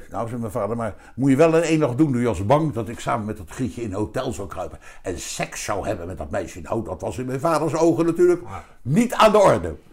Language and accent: Dutch; Wassenaar, South Holland, Netherlands; daar werd ik die keer zit allemaal te schelden dat ik uit Wassenaar kom.